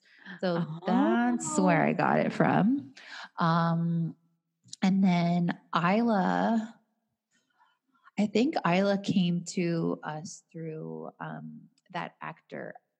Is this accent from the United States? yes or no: no; Canada